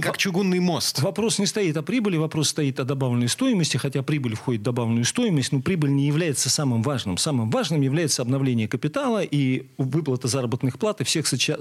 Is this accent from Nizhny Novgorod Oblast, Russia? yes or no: yes; Zavolzhye, Nizhny Novgorod Oblast, Russia; Есть такой замечательный город Заволжье, моя, родина, моя малая родина